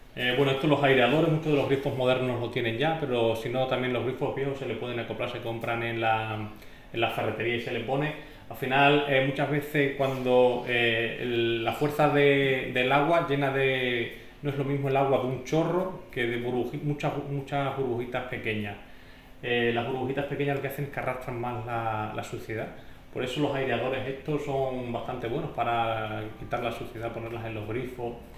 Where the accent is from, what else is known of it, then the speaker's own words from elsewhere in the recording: Calamonte, Extremadura, Spain; yo soy de Calamonte, mi, madre recuerda cuando se puso el agua corriente en el pueblo